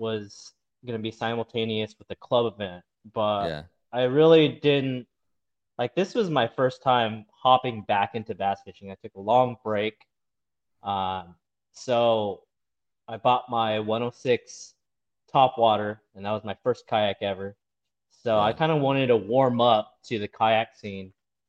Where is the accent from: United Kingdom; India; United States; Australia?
United States; San Diego, California; now in Santa Rosa, United States; My dad brought me to Choice Lake over in San Diego, my hometown.